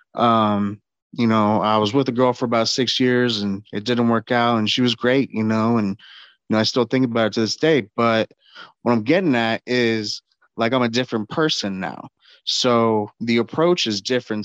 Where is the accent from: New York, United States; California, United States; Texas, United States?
Texas, United States; San Antonio; my hometown, San Antonio.